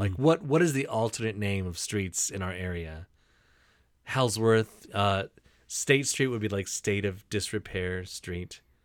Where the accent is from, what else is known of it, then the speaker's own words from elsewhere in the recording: Michigan, United States; accent: Michigan; my Michigan accent